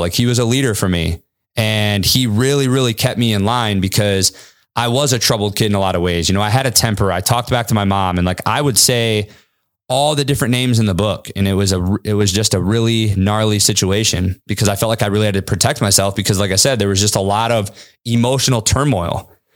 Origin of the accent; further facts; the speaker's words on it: Kalamazoo, Michigan, United States; also born or lived in California; my mom secretly got my sister and I on a fucking one-way flight to Kalamazoo, Michigan